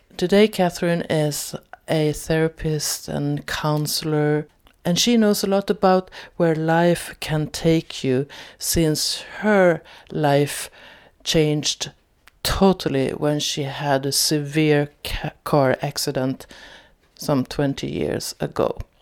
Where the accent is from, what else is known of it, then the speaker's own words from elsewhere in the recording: Sweden; I'm from Sweden